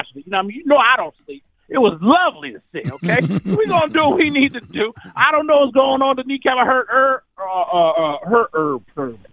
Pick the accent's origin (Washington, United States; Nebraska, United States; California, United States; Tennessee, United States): Washington, United States; I was born in Washington State